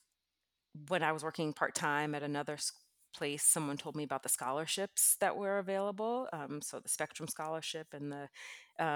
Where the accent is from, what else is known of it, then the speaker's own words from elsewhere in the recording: New York City, New York, United States; I grew up in New York City